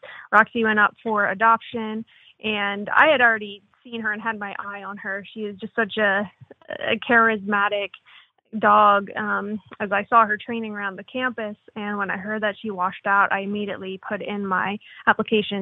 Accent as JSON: {"language": "English", "region": "Pennsylvania", "country": "United States", "tie": "born or raised there", "also_born_or_lived": "Florida", "moved": "as an adult", "said": "I'm from Pennsylvania. I grew up there. And when I was 18, I left for the Navy"}